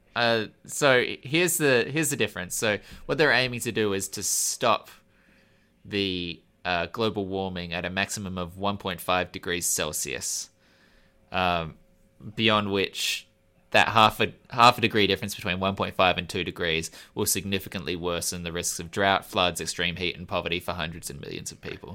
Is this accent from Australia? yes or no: yes; Australia; I'm an Australian